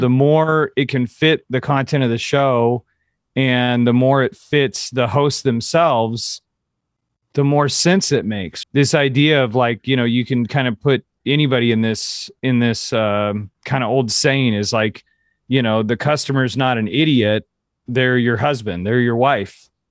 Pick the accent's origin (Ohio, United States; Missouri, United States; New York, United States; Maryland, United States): Missouri, United States; Kansas City; moved away; also born or lived in California; I'm from Kansas City